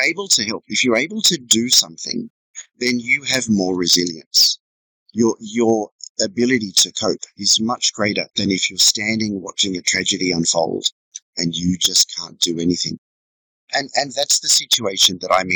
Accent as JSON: {"language": "English", "town": "Sydney", "region": "New South Wales", "country": "Australia", "tie": "born or raised there", "also_born_or_lived": "Inverell, New South Wales", "moved": "as an adult", "lives_now": "Vietnam", "said": "I was born in Sydney and my parents were factory workers. When I was about 12, we left the city and moved to a tiny farm, you know, 130 acres of rock and mountain south of Inverell in northern New South Wales"}